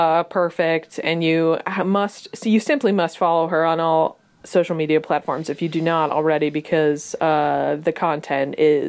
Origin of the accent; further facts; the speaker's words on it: Kennedy country, Massachusetts, United States; I come from Kennedy country